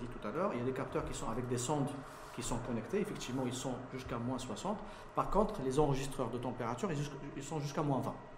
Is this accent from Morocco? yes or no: yes; Morocco; fier en tant que Marocain